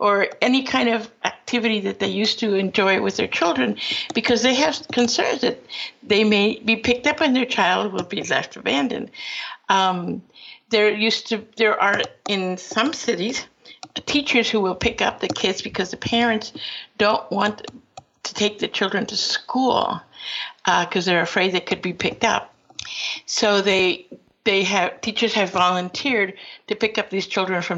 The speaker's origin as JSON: {"language": "English", "country": "Peru", "tie": "born or raised there", "moved": "yes", "lives_now": "United States", "said": "I am from Peru, but my father was invited to this country and went to school at Cornell and returned to Peru where I was born, and then later on decided to come back to the United States"}